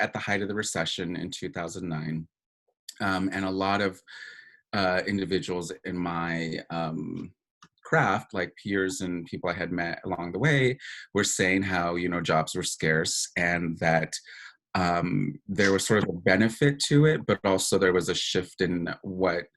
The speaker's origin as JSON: {"language": "English", "region": "New Mexico", "country": "United States", "also_born_or_lived": "Tucson, Arizona", "moved": "as an adult", "said": "I was from New Mexico"}